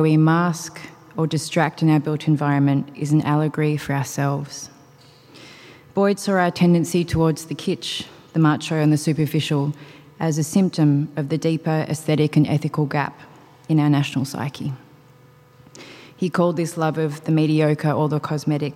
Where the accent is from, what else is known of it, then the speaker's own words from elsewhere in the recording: Australia; Growing up in Australia